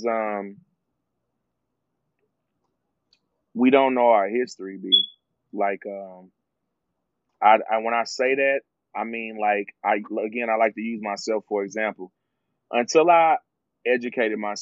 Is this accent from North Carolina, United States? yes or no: yes; Charlotte, North Carolina, United States; I grew up in Washington Park. I'm from Charlotte